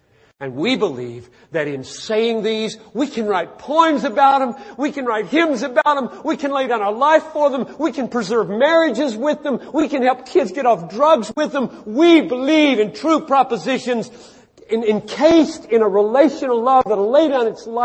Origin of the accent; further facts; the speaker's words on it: the South, United States; now in Minneapolis, United States; I grew up in the South